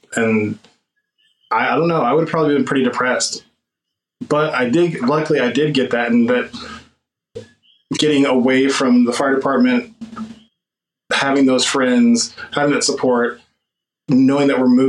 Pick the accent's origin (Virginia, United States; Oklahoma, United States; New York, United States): Oklahoma, United States; We're from the South, like, you know, or where you call the South or the Midwest or the whatever you call Oklahoma.